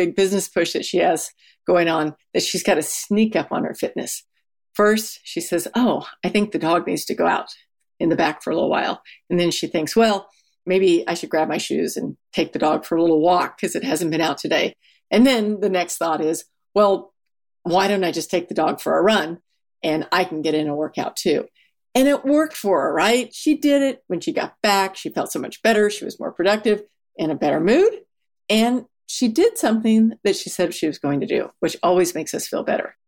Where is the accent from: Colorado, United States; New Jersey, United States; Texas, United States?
Texas, United States; I'm from Texas